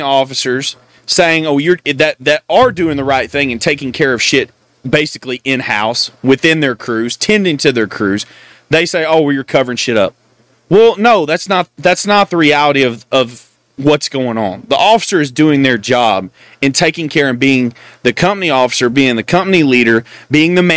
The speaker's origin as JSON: {"language": "English", "region": "Texas", "country": "United States", "said": "I'm from Texas"}